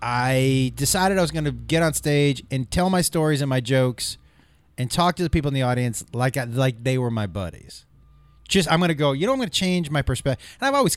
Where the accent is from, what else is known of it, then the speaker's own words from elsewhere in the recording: Massachusetts, United States; No, I'm from Massachusetts.